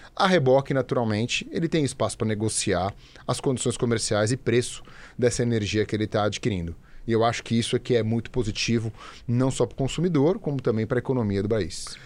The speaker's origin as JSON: {"language": "Portuguese", "region": "São Paulo", "country": "Brazil", "tie": "born or raised there", "also_born_or_lived": "Campinas", "said": "eu sou paulistano, paulistano de nascença, é, nascido, criado, morei é, muitos anos aqui na cidade"}